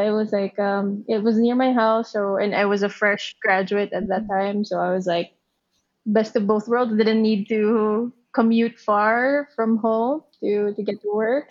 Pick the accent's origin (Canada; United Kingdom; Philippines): Philippines; moved away as an adult; now in Japan; I'm from the Philippines. Um, born, raised in the Philippines.